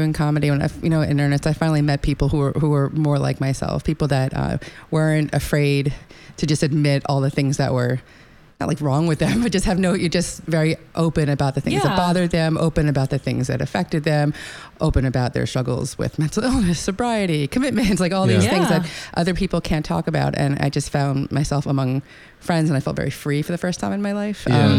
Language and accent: English; New York, United States; Yes, I was born on Long Island.